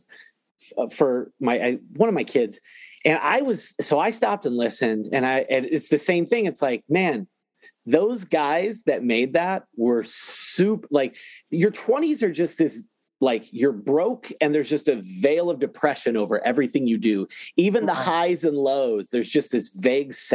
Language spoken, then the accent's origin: English; Ohio, United States; I'm from Ohio.